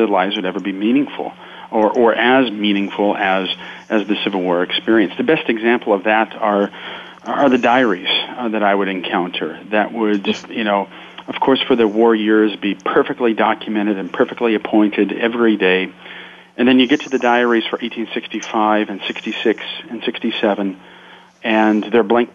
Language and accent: English; Akron, Ohio, United States; my hometown of Akron, Ohio